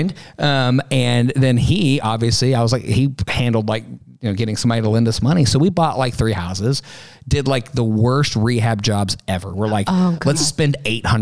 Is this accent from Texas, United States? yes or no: yes; Midland, Texas, United States; in Midland, where I grew up in West Texas